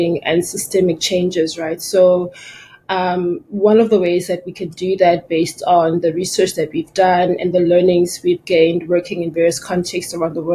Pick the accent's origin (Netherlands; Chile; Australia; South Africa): South Africa; my home country, South Africa